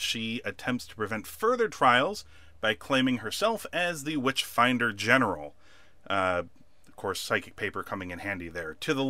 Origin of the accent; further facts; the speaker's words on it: United States; as an American